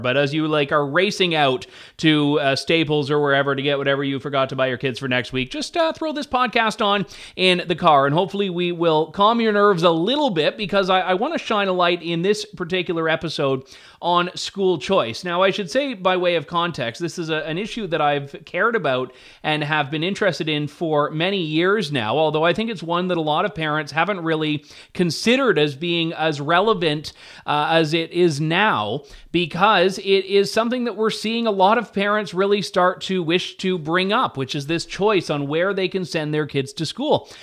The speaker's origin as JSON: {"language": "English", "region": "Ontario", "country": "Canada", "tie": "born or raised there", "said": "growing up in Ontario"}